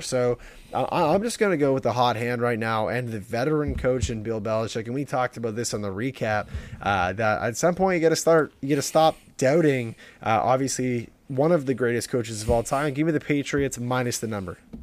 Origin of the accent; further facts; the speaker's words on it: Southern Ontario, Canada; we're from Southern Ontario